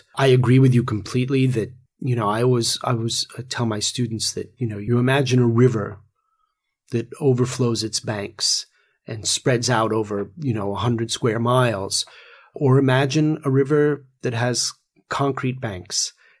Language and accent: English; England, United Kingdom; also born or lived in New York; I grew up – although I'm a New Yorker, I spent a lot of my childhood in England.